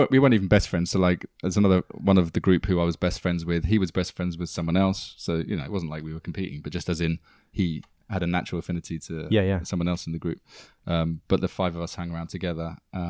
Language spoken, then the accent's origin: English; Greenford, London, United Kingdom; So when someone says, where are you from? I say Ealing, because that's where we went out.